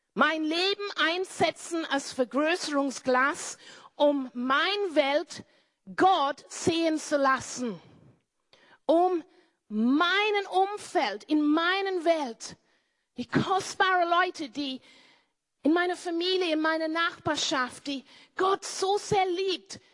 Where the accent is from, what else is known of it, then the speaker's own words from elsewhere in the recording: Cornwall, South West England, United Kingdom; German is a second language; moved away as an adult; now in Austria; zu meiner Family, Family zurückgegangen in Cornwall in Großbritannien, wo meine Eltern Bauern sind. Ich bin eine Bauerntochter.